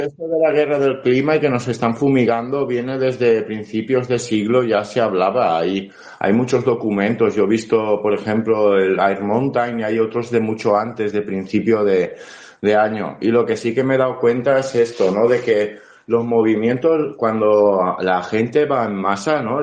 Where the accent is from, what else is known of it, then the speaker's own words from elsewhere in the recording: Valencian Community, Spain; Yo como valenciano